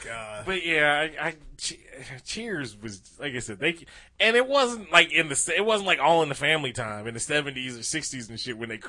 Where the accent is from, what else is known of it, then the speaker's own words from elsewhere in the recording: United States; What the fuck? I'm from America.